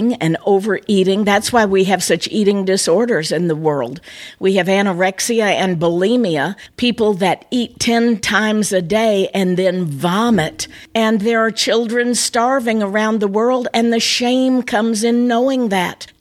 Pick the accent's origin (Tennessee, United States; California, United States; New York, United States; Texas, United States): Tennessee, United States; I was born in Tennessee